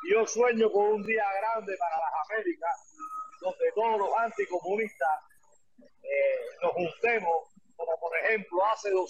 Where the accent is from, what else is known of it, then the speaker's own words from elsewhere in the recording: Cuba; mi tierra natal, Cuba